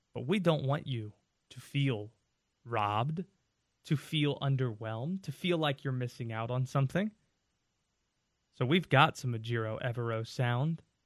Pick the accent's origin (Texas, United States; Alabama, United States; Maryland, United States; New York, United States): Maryland, United States; Baltimore; now in Winston-Salem, United States; I live in Winston-Salem now, but I was born in Baltimore